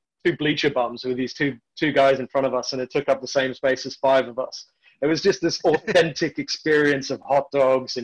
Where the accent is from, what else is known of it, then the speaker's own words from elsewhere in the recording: South Africa; I was born in South Africa, into apartheid South Africa